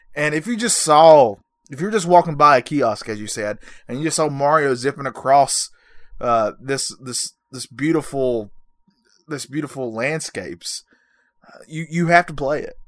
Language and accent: English; North Carolina, United States; I'm, I'm from North Carolina